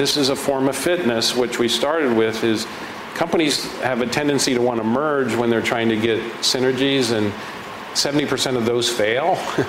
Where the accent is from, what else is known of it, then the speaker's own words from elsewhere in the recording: Midwest, United States; And I'm from the Midwest, and now I have a project that aligns.